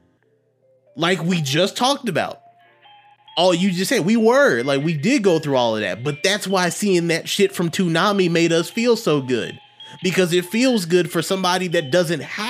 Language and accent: English; United States; I'm American. I was born here